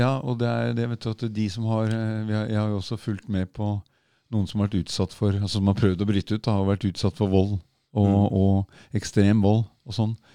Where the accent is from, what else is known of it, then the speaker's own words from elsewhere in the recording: Oslo, Norway; Jeg vokste opp på Kalbakken